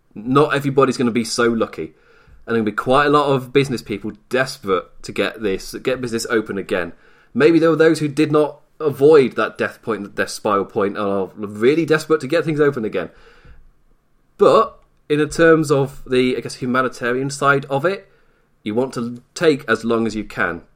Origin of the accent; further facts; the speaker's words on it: England, United Kingdom; I'm English